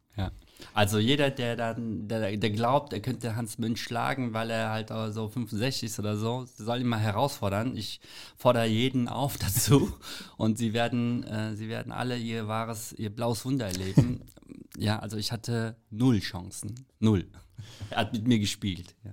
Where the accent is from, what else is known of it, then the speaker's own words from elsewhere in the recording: South Korea; also born or lived in Frankfurt; now in Germany; Als Koreaner